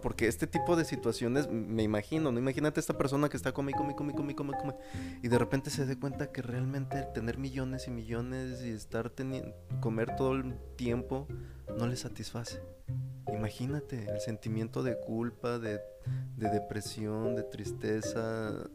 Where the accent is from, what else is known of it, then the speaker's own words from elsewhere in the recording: Mexico; nosotros como mexicanos